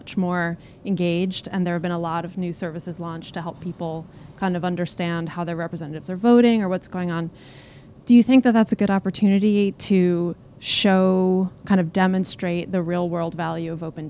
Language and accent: English; United States; I'm American